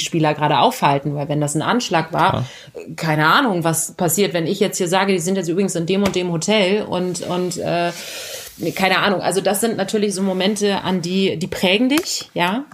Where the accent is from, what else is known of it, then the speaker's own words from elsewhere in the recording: Berlin, Germany; ich bin ein ähm, Berliner Kind, äh, Kind des Westens sozusagen. Und ah. ähm, das war die Hertha. Ich bin auch in der Nähe vom Stadion äh, groß geworden